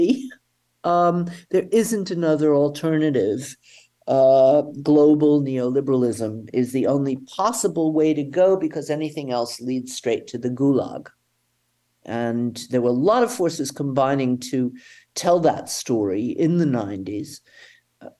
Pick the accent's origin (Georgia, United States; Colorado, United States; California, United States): Georgia, United States; Atlanta; now in Germany; I grew up in Atlanta, Georgia at a time when our synagogue was bombed